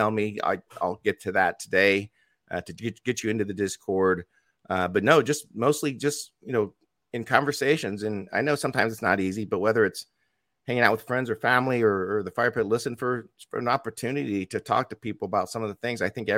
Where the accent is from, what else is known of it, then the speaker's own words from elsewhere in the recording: Indiana, United States; here in my home state in Indiana